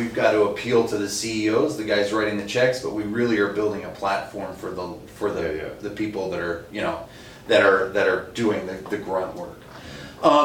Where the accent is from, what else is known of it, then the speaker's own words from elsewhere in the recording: East Coast, United States; moved away as an adult; now in Minnesota, United States; I grew up on the East Coast.